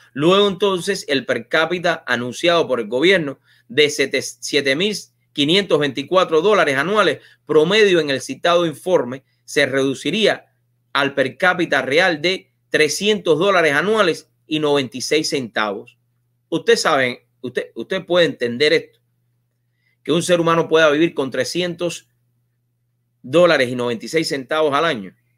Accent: Cuba; moved away as an adult; yo me fui de Cuba hace casi 21 años

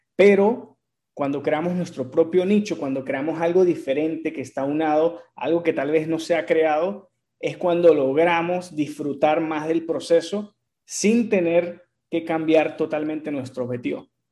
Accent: Venezuela; mi país Venezuela

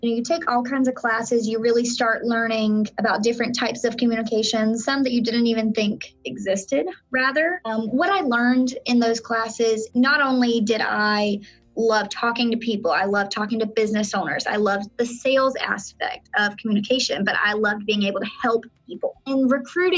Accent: Florida panhandle, United States; moved away as an adult; now in Orlando, United States; I was actually born and raised in Florida. I was actually born in the panhandle of Florida. So I grew up in a small town

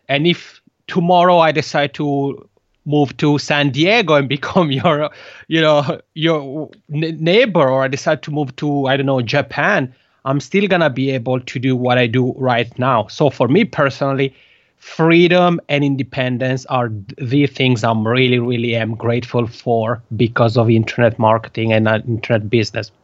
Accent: Italian-speaking part of Switzerland, Italian-speaking Switzerland, Switzerland; first language Italian; English is a second language; moved away as an adult; now in Helsinki, Finland; I have a funny accent is because Italian is my mother tongue. I'm originally from the Italian speaking part of Switzerland

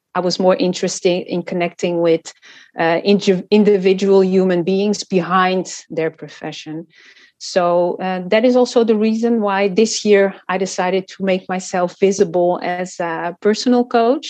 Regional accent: Amsterdam, North Holland, Netherlands; also born or lived in Portugal / Cape Verde; I was born in Portugal, and I lived there for 5 years until my father was offered a job in the Netherlands. So we all moved to Amsterdam

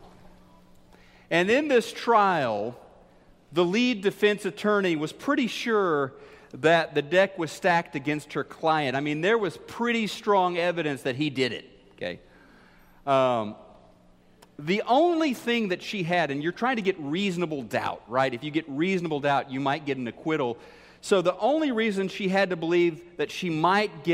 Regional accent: Missouri, United States; my home state of Missouri. Missourians, we're known as being the show me state

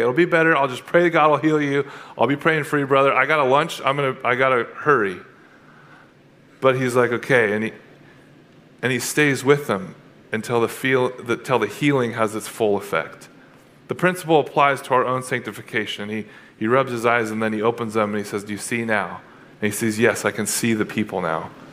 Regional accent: Atascadero, California, United States; I grew up in Atascadero

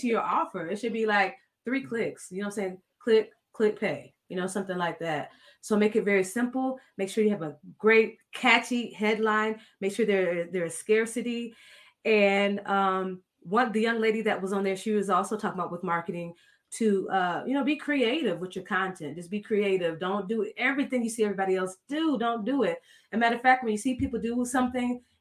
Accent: South Florida, United States; I'm from South Florida

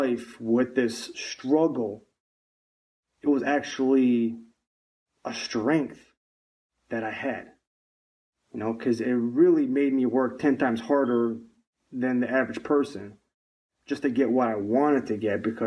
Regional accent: Michigan, United States; I am from the United States of America, specifically from the state of Michigan. I was born and raised here

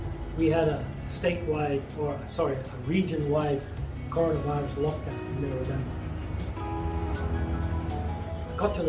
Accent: Scotland, United Kingdom; I was born in Scotland

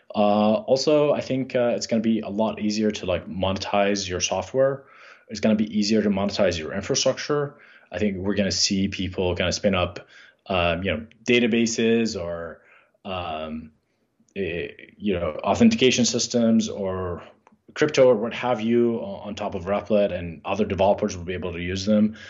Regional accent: Jordan; moved away; we grew up in Jordan

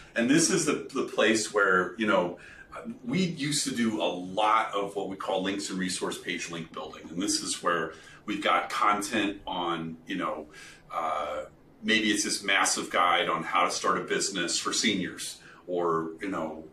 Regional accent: Kentucky, United States; I'm from Kentucky

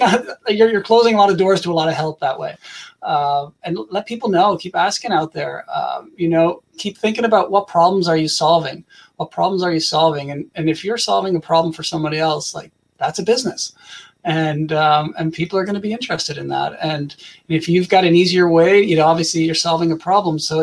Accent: Canada; I'm from Canada

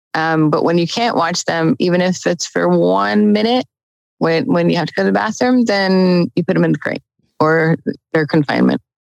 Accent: New Jersey, United States; moved away; I'm originally from New Jersey. So I was up in New Jersey visiting family

